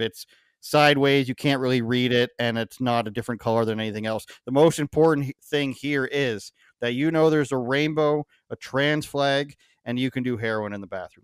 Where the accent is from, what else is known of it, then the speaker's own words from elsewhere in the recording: Canada; my experience as a Canadian